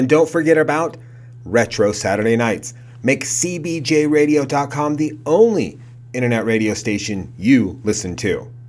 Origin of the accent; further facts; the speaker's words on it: West Coast, United States; I grew up there on the West Coast too.